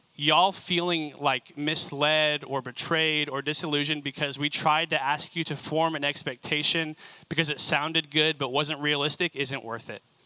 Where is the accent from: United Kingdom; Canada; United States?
United States; Franklin, Tennessee; also born or lived in California; I moved from California to Franklin, Tennessee when I was five and only went back like twice.